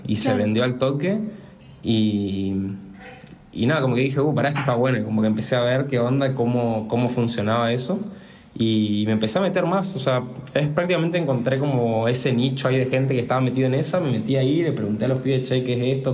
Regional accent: Resistencia, Chaco, Argentina; soy de Resistencia Chaco

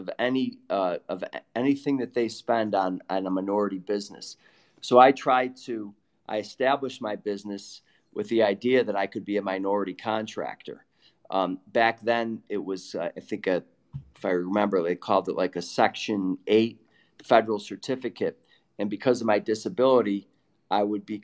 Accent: Syracuse, New York, United States; moved away; also born or lived in Boston; the house that I, you know, grew up in since I was six in Syracuse

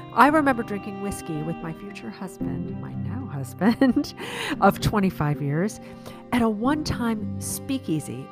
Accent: Chicago, Illinois, United States; moved away as an adult; also born or lived in Prague / San Francisco; now in Virginia, United States; I'm a Chicagoan. That's where I grew up

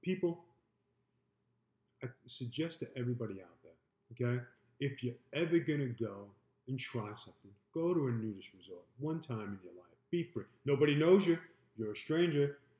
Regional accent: Point Pleasant, New Jersey, United States; From Jenkins. I'm from Jenkins. Point Pleasant.

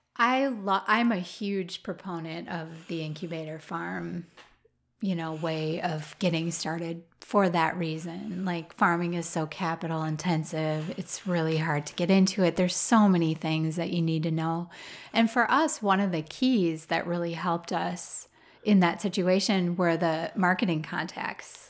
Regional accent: Roseville, Minnesota, United States; now in Wisconsin, United States; I grew up in Roseville, which is a suburb of Saint Paul

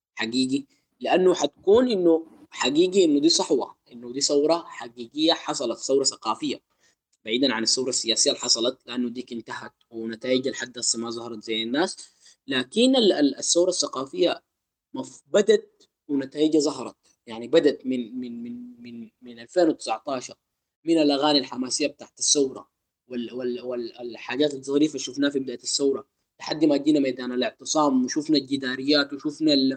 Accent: Sudan; احنا عندنا في السودان

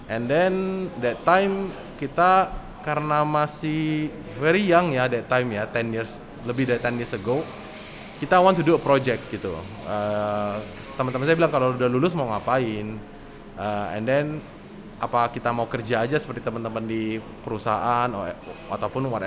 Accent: Medan, North Sumatra, Indonesia; also born or lived in Bandung; now in Jakarta, Indonesia; terus ya dulu ya sama lah ya sekolahnya di Medan. Uh, kuliah saya di Bandung.

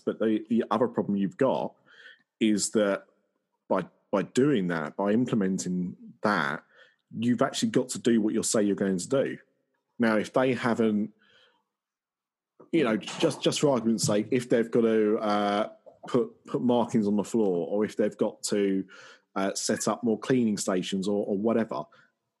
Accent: Essex, East of England, United Kingdom; I'm from Essex.

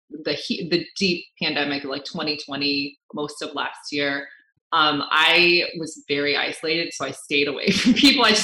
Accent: United States; And I'm Filipino American. That's who I mm-hmm. am.

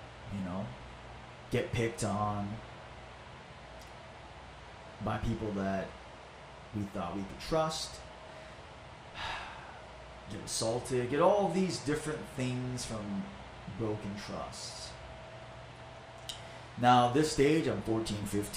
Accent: Maui, Hawaii, United States; English is a second language; I was born and raised in Maui.

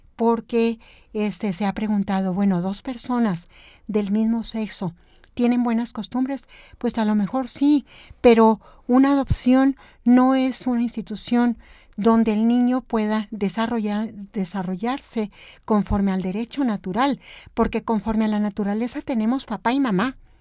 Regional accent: Chihuahua, Mexico; moved away as an adult; soy de Chihuahua

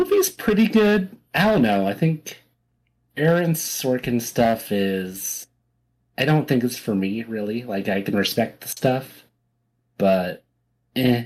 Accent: Santa Cruz, California, United States; my hometown

